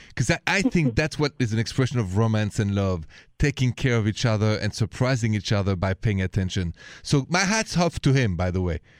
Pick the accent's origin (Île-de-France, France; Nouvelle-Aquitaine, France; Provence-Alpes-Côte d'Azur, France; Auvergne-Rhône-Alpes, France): Île-de-France, France; Paris; accent: French; English is a second language; moved away; the accent is French. I'm from Paris, France